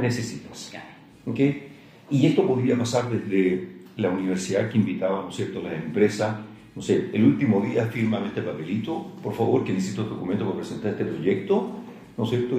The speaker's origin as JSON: {"language": "Spanish", "town": "Santiago", "region": "Santiago Metropolitan Region", "country": "Chile", "tie": "born or raised there", "also_born_or_lived": "Valparaíso / Viña del Mar / Chillán / Talca", "moved": "as an adult", "said": "nací en Santiago, estuve hasta como los 17 años en Santiago"}